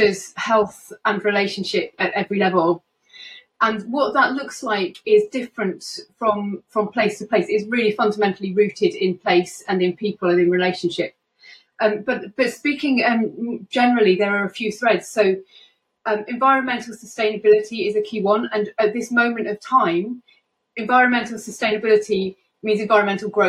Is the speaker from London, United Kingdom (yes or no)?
no; Lincolnshire, East Midlands, United Kingdom; I was brought up in Lincolnshire and I'm currently living in Lincoln.